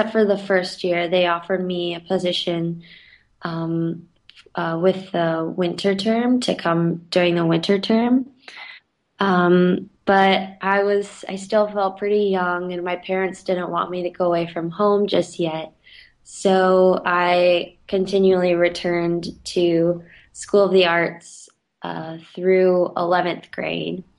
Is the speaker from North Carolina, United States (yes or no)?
yes; Winston-Salem, North Carolina, United States; It's in Winston-Salem, so right in my hometown